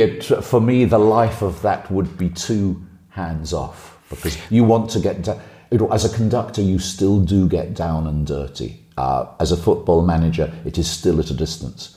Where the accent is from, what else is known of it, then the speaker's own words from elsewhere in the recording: Liverpool, North West England, United Kingdom; now in Germany; my hometown